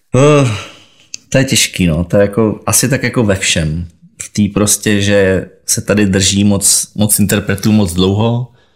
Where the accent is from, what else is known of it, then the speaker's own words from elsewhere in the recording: Czechia; u nás v Česku